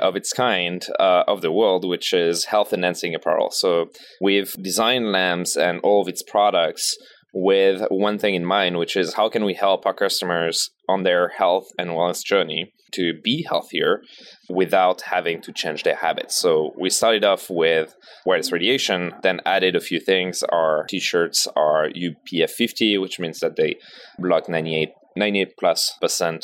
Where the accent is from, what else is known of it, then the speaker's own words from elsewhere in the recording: Paris, Île-de-France, France; Born and raised in Paris.